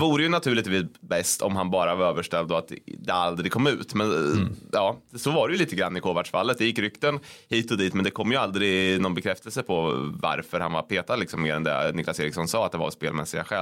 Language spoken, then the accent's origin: Swedish; Degerfors, Örebro County, Sweden; jag växte upp i Degerfors